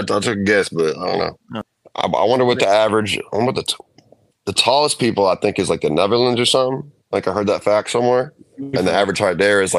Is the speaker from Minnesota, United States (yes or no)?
yes; Minnesota, United States; now in Los Angeles, United States; we got in this hospital in my hometown